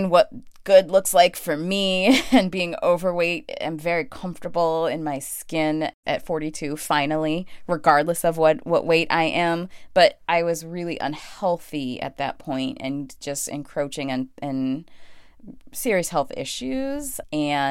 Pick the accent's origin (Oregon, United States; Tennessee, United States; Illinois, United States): Illinois, United States; Chicago; moved away; I am from Chicago. I am a city girl first, through and through. Chicago is home, always will be, even though I don't live there now. I grew up in subsidized housing next